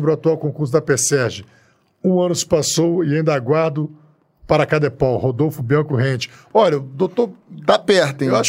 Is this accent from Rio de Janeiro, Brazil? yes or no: yes; Rio de Janeiro, Brazil; a gente criado em Copacabana